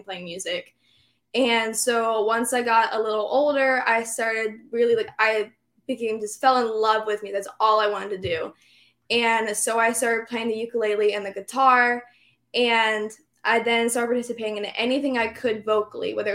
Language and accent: English; Monongahela River, southwestern Pennsylvania, United States; now in Orlando, United States; I grew up in the Monongahela River